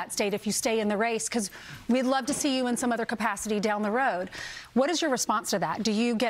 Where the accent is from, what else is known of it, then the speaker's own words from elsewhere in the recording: South Carolina, United States; I'm from South Carolina